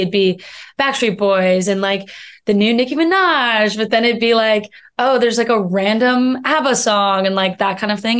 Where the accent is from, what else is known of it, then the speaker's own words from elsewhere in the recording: Missoula, Montana, United States; moved away as an adult; also born or lived in New York; now in Los Angeles, United States; I'm from Missoula, Montana